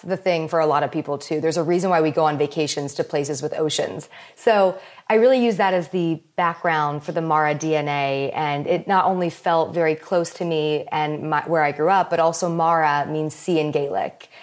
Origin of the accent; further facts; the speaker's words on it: Palos Verdes, California, United States; also born or lived in Maryland; I moved from Maryland to Palos Verdes when I was, like, around five years old